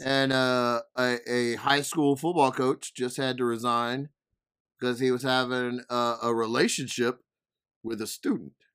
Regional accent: Denham Springs, Louisiana, United States; I'm from Denham Springs, Louisiana

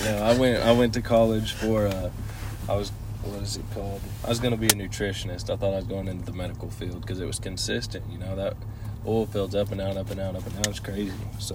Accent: Yale, Oklahoma, United States; Yale, Oklahoma.

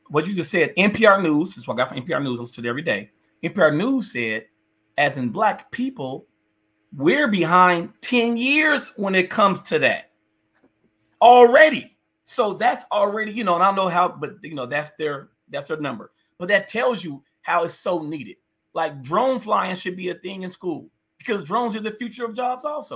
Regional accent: North Las Vegas, Nevada, United States; I literally grew up, born and raised in the city of North Las Vegas.

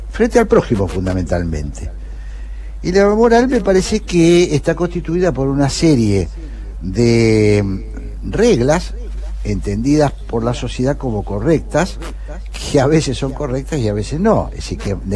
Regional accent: Argentina; yo no soy brasileño, no, soy argentino-brasileño

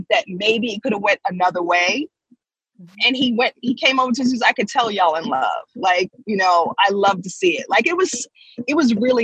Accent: New York, United States; I come from New York.

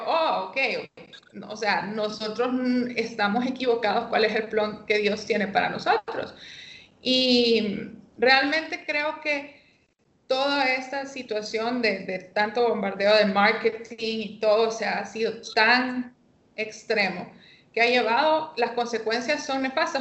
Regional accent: Tegucigalpa, Francisco Morazán, Honduras; vivo aquí en Tegucigalpa, soy capitalina

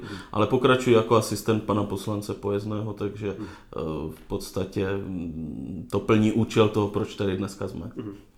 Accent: Moravia, Czechia; jsem z Moravia, z venkova

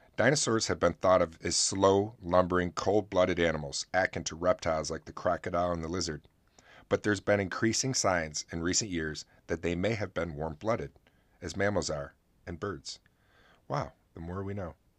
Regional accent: Oswego, New York, United States; my hometown

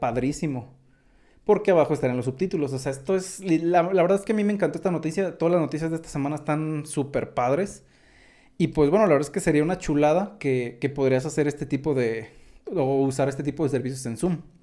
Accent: Mexico; accent: mexicano; soy mexicano

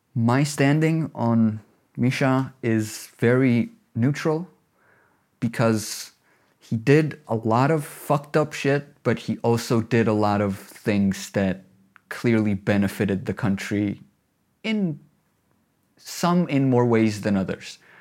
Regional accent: Tbilisi, Georgia; also born or lived in Batumi; I'm local. I'm from Tbilisi, half from Tbilisi, half from Batumi.

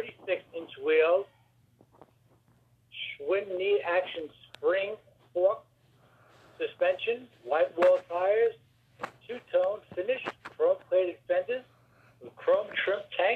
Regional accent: New York City, New York, United States; I was born in Brooklyn, New York.

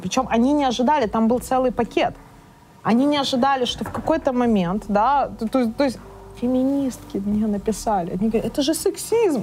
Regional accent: Chornomorsk, Odesa Oblast, Ukraine; moved away; Я сама лимита из Черноморска.

